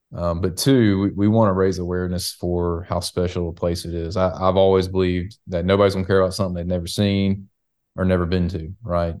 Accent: the South, United States; us in the South

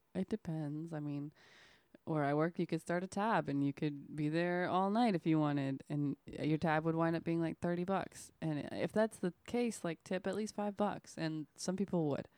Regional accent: Oklahoma, United States; moved away; I lived in Oklahoma. I'm from Oklahoma.

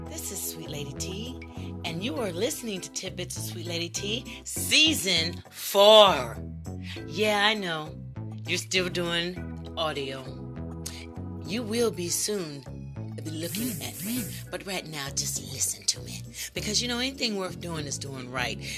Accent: United States; I am a black American

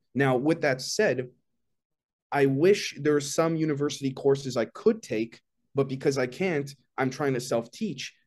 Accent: Canada; also born or lived in Toronto; I'm, I'm Canadian, based out of Toronto

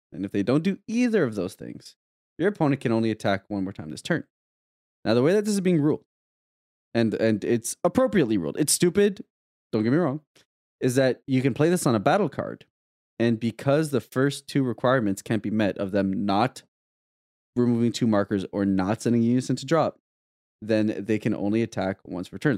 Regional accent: Canada; as a Canadian

